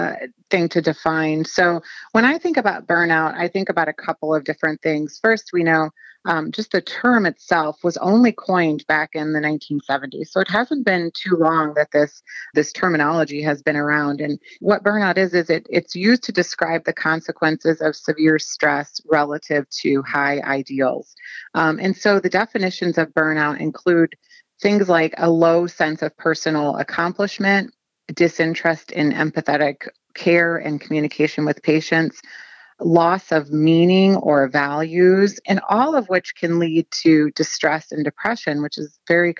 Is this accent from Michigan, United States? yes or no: no; Ohio, United States; I would say I'm from Southern Ohio, but have kind of been all over the place, trained in Atlanta and in New York.